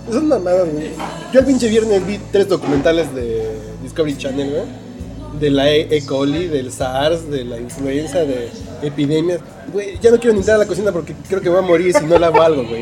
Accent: Mexico; yo vengo de México

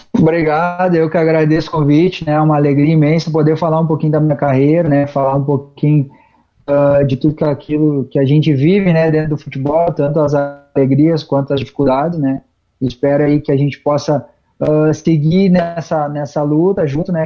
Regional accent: Taquara, Rio Grande do Sul, Brazil; da cidade Taquara, né? Tanto da cidade quanto do nosso interior, que é de onde eu venho

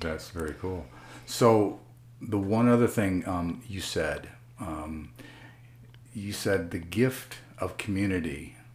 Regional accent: United States; also born or lived in Grand Rapids

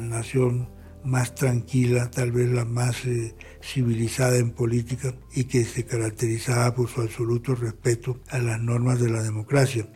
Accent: Colombia

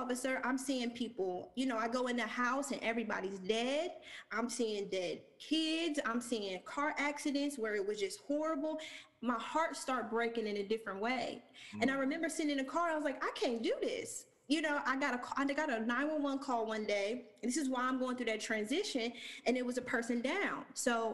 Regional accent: Lima, Ohio, United States; moved away as an adult; also born or lived in Chicago, Illinois; now in Atlanta, United States; We got one high school, a very small town.

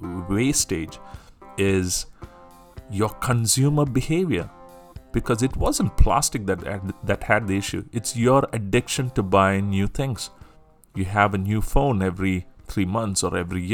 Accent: Singapore; I'm from Singapore

